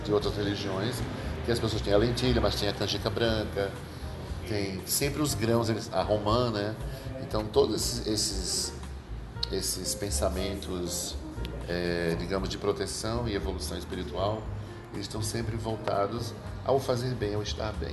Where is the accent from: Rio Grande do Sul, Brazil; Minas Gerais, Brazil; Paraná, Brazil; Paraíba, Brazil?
Paraíba, Brazil; now in São Paulo, Brazil; Sou paraibano de nascimento e registro